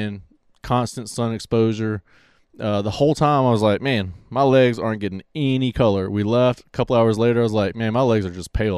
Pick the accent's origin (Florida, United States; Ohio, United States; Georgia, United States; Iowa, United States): Florida, United States; Pensacola; I'm from Pensacola